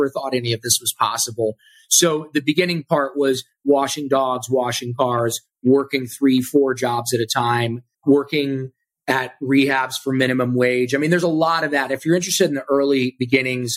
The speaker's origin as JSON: {"language": "English", "region": "Ohio", "country": "United States", "moved": "yes", "lives_now": "Austin, United States", "said": "I'm from Ohio"}